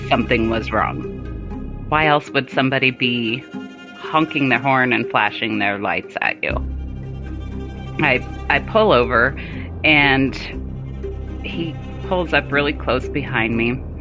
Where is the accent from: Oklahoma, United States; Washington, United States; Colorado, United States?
Colorado, United States; also born or lived in Germany / Arizona; Colorado, which is where I currently live now that I'm out of the military